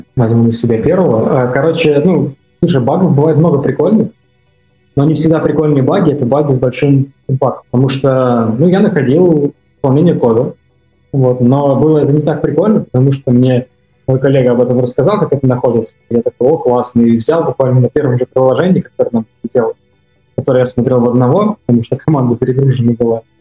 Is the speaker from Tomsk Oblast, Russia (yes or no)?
yes; Tomsk, Tomsk Oblast, Russia; я сам из Томска